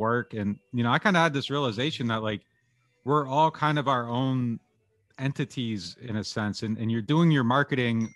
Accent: Pennsylvania, United States; now in New Orleans, United States; I'm from Pennsylvania

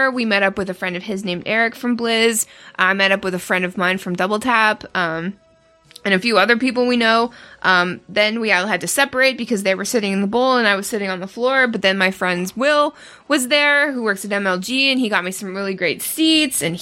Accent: Canada; I, as a Canadian, I felt rude

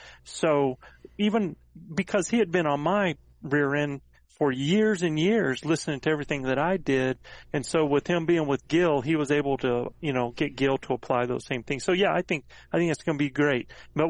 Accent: North Carolina, United States; we're from the same area, man. We're both North Carolina boys

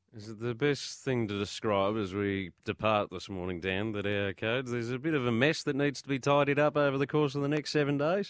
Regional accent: Victoria, Australia; I'm also from Victoria

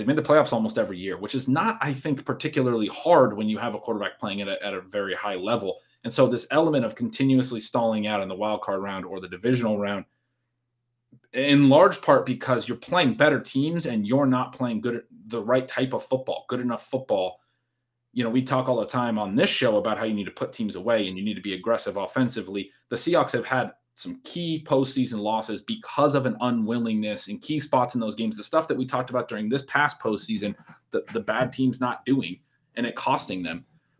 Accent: Pacific Northwest, United States; People who, you know my background, know I'm from the Pacific Northwest.

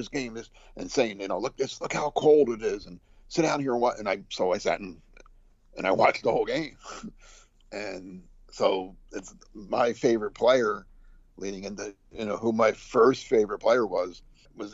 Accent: New Jersey, United States; growing up in New Jersey

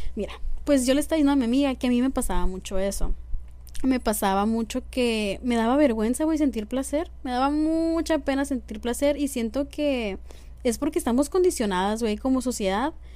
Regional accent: Mexico; como mexicanos

